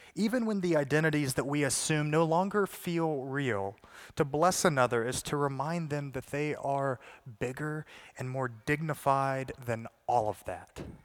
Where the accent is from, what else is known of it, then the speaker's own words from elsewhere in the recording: the South, United States; I'm from the South